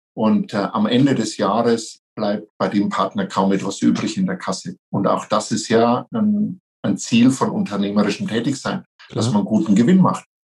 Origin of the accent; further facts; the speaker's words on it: near Nuremberg, Franconia, Bavaria, Germany; accent: Franconian; meinem Dialekt unschwer entnehmen kann, ich bin Franke, ich komme aus der Nähe von Nürnberg